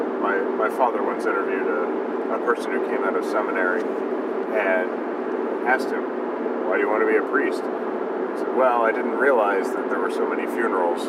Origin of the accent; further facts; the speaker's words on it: Kentucky, United States; I grew up in Kentucky